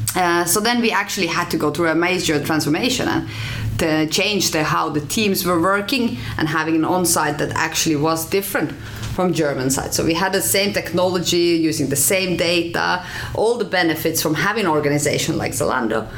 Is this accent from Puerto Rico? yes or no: no; Finland; moved away as an adult; also born or lived in Norway; now in Oslo, Norway; I'm from Finland